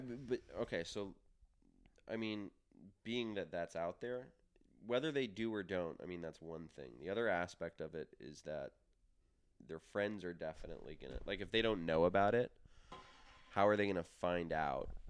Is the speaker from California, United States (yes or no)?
no; New York, United States; we grew up in New York